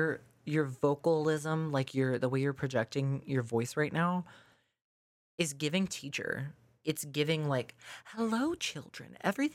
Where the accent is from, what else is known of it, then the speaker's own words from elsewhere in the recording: Mississippi, United States; I'm born and raised here.